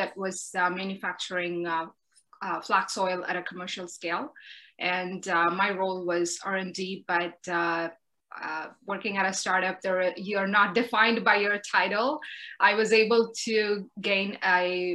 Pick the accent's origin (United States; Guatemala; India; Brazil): India; now in Canada; growing up in India is part of who I am today